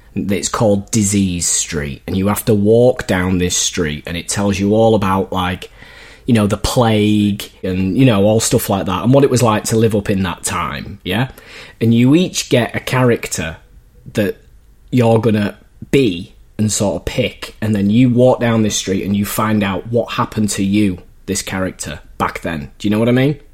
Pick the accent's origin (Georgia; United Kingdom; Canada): United Kingdom; Leeds, Yorkshire and the Humber; moved away; I went over to Leeds, my hometown